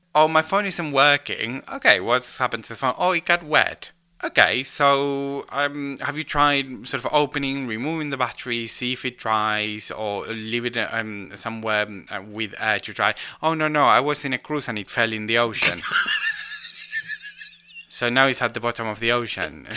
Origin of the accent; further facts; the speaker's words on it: Rosario, Santa Fe, Argentina; moved away; my hometown of Rosario